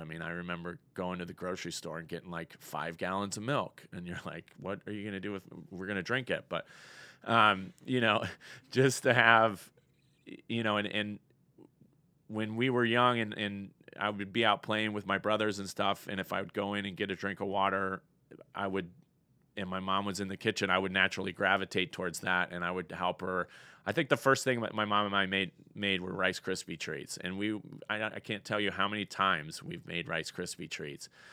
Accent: Colorado, United States; moved away as an adult; also born or lived in Cincinnati / Denver, Colorado; now in Fort Payne, United States; I was born and raised in Colorado.

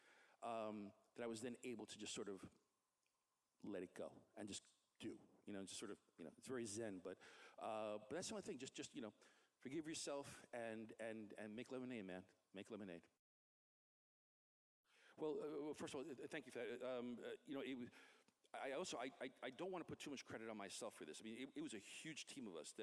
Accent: New York City, New York, United States; in my neighborhood where I grew up in Queens

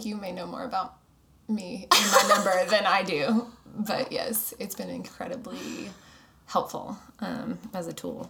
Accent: Arkansas, United States; now in Dallas, United States; I live here in Dallas. Down the street with my two dogs. And I grew up in Arkansas. And so Dallas is fairly new. I've been here for 5 years.

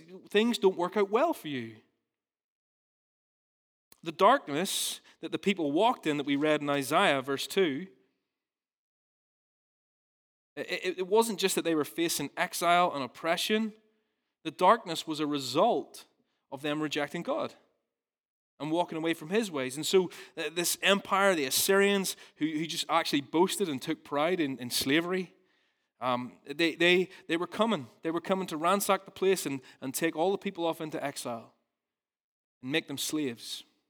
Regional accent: Ballymena, Northern Ireland, United Kingdom; So I'm from Ballymena originally, and I used to work on a farm

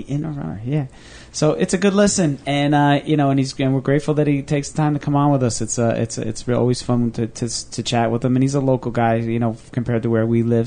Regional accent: New Jersey, United States; I'm like from Jersey through and through

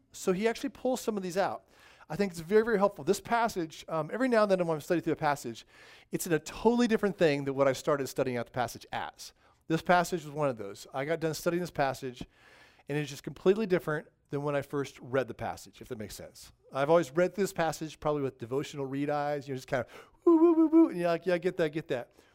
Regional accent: Southern California, United States; growing up in Southern California

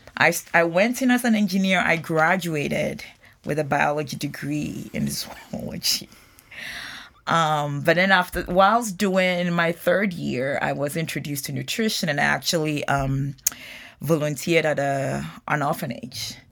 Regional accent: Ghana; moved away as an adult; now in United States; having been born and raised in Ghana

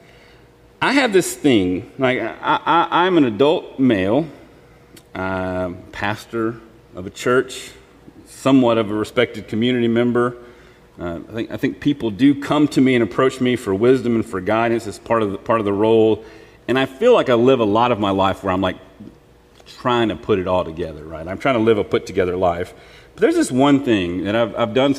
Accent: Mississippi Delta, United States; I'm from the Mississippi Delta, so it doesn't really snow or ice all that often

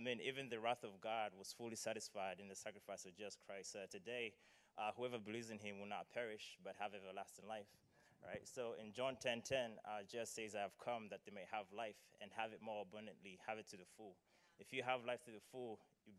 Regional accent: Malawi; moved away; I am from Malawi, so excuse the accent if some words sound unfamiliar or or funny.

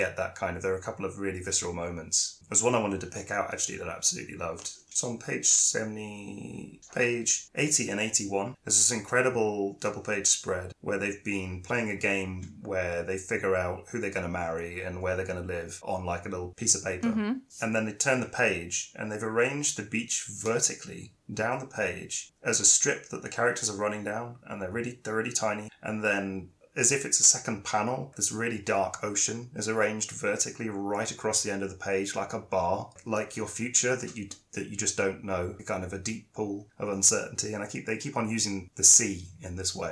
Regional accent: United Kingdom; me from the UK

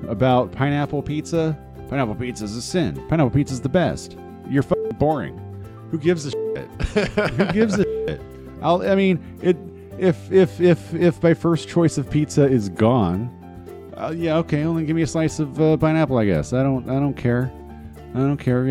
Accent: California, United States; moved away; I'm from California. I'm from Los Angeles.

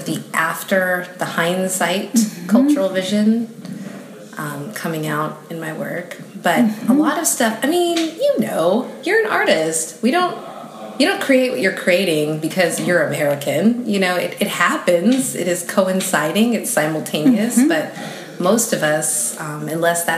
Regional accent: Vancouver, British Columbia, Canada; also born or lived in Port of Spain, Trinidad and Tobago / Calgary, Canada / Seattle; I was about 3 when I left, and I moved to Vancouver.

